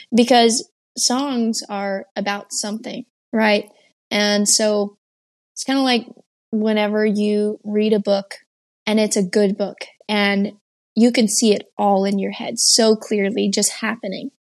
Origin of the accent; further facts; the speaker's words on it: Texas, United States; also born or lived in Georgia, United States; my eighth grade year, I moved from Georgia back to Texas and jumped straight into school